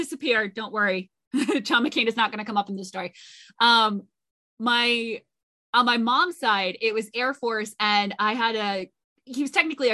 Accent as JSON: {"language": "English", "region": "Connecticut", "country": "United States", "said": "I'm from Connecticut, so I am aware that the Coast Guard exists"}